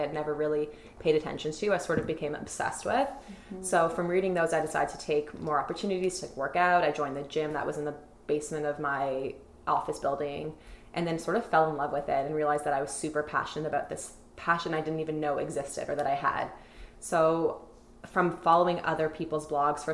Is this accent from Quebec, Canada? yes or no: no; Toronto, Ontario, Canada; I grew up in Toronto, Midtown